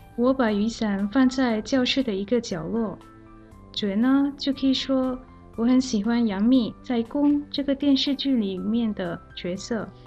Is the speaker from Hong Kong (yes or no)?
no; Malaysia; Chinese is a second language; 我是来自马来西亚的